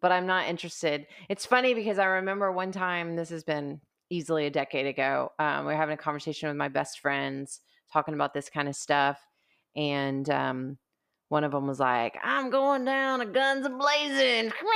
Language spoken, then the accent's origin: English; United States; I'm an American